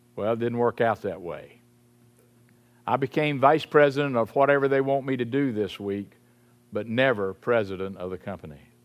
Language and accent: English; Salisbury, North Carolina, United States; I grew up in Saint Paul's Episcopal Church in Salisbury, North Carolina